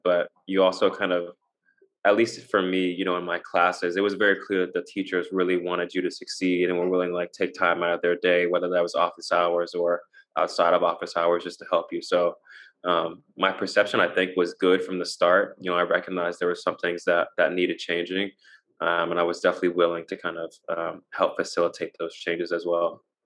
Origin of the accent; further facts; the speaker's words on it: Nashville, Tennessee, United States; moved away as an adult; I grew up in Nashville, um, so it's nice to kind of be back